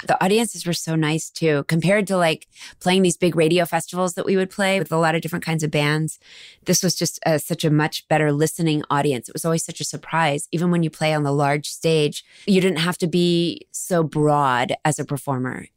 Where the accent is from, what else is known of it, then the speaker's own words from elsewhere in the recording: Dallas, Texas, United States; I'm from Dallas, Texas.